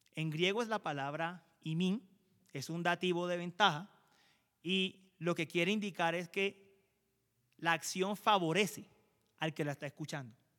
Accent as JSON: {"language": "Spanish", "country": "Colombia", "said": "como colombianos"}